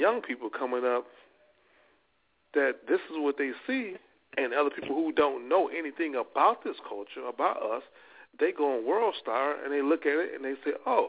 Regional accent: Louisiana, United States; I'm from Louisiana

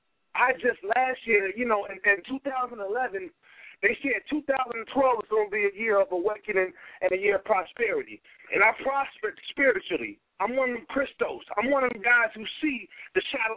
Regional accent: Chicago, Illinois, United States; I'm from Chicago

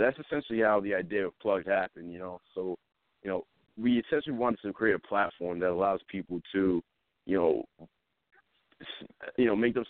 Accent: Smithfield, Rhode Island, United States; I'm from Smithfield, Rhode Island.

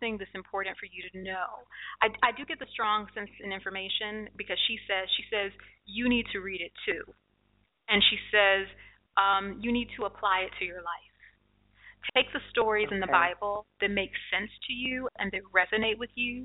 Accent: Detroit, Michigan, United States; that's my hometown.

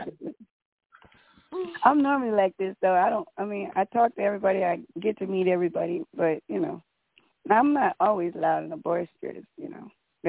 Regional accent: Oakland, California, United States; now in Las Vegas, United States; I'm from Oakland, but I live in Vegas.

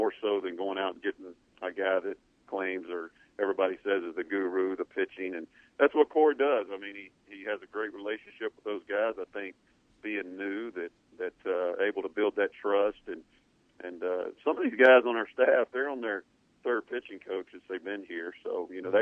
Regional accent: East Mississippi, United States; I grew up in East Mississippi watching the Bear Bryant show

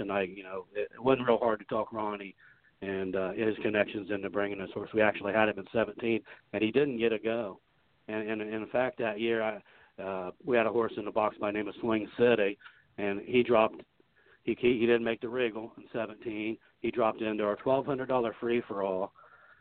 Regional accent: Greenville, Ohio, United States; growing up in Greenville

